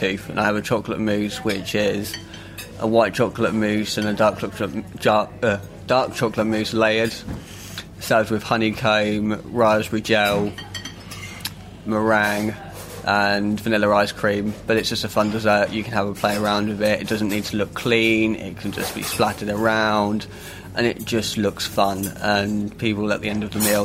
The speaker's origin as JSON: {"language": "English", "area": "Suffolk", "region": "East of England", "country": "United Kingdom", "said": "29, I'm from Suffolk"}